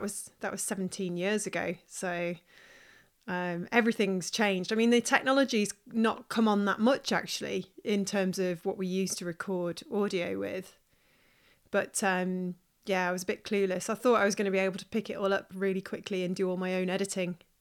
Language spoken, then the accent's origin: English; Stoke-on-Trent, West Midlands, United Kingdom; moved away; also born or lived in Manchester; my hometown, which is in Stoke-on-Trent